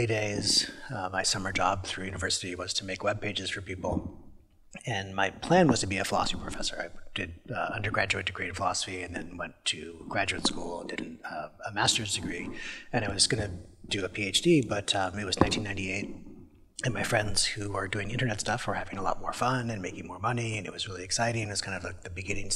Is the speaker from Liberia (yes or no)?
no; British Columbia, Canada; I was born in British Columbia and grew up there